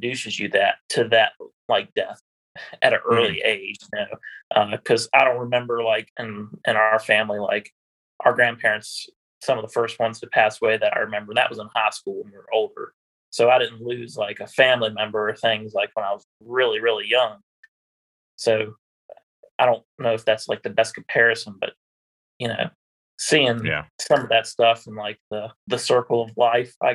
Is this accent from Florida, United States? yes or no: no; Middlebrook, Virginia, United States; I am from Middlebrook, Virginia, which is in Augusta County. I grew up on a beef cattle farm.